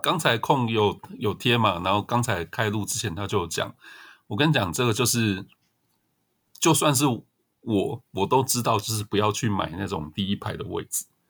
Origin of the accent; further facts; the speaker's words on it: southern Taiwan, Taiwan; moved away; 我是南部来的嘛，所以就会支持南部球队